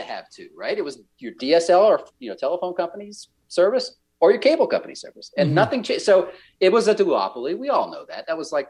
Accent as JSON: {"language": "English", "region": "the South", "country": "United States", "said": "I'm from the South, so I get to say this."}